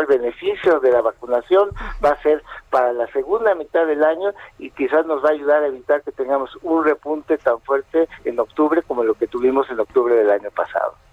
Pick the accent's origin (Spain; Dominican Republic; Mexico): Mexico; no somos un país que se destaque eh, por ser eh, ni muy disciplinado ni, muy previsor, ¿no? Es decir, es parte de nuestra forma de ser